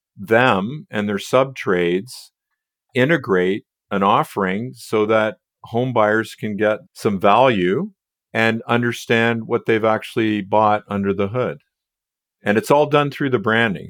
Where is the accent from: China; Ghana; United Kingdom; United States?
United States; now in Canada; I'm really an American living in Canada